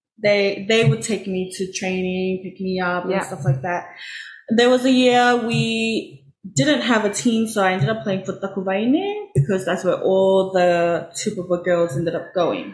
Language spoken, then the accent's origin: English; Cook Islands; moved away as an adult; now in New Zealand; Growing up, I was in the Cook Islands